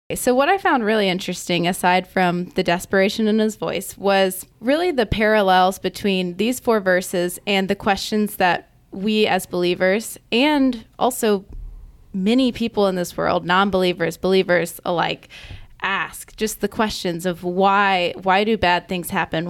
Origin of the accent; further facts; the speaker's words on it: Augusta, United States; I am from Augusta